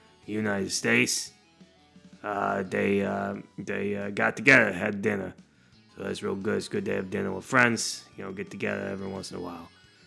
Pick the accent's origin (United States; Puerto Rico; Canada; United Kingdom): Canada; A little about me, I'm Canadian through and through. I'd like to say that if you cut me, I will bleed maple syrup, okay?